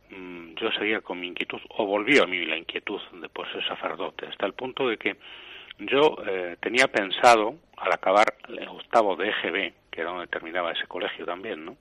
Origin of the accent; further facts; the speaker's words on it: Aranda de Duero, Castile and León, Spain; also born or lived in Segovia; yo nací en Segovia, pero eh, con nueve o diez años mis padres, cuando yo tenía nueve o diez años, mis padres fueron a vivir a Aranda de Duero